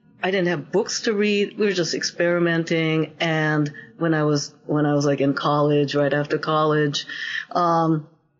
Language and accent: English; Japan; Growing up in Japan